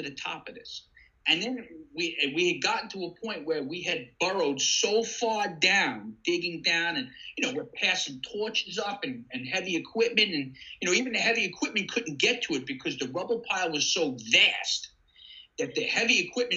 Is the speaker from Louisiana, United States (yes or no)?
no; Deer Park, New York, United States; moved away as an adult; now in Ocean City, United States; I had two good friends that I grew up with in Deer Park